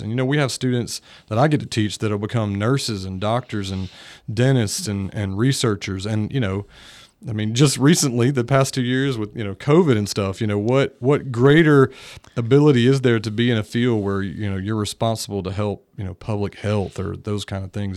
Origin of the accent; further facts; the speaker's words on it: Greenville, North Carolina, United States; moved away as an adult; now in Nashville, United States; I pursued a, a degree in science at East Carolina University, which was in my hometown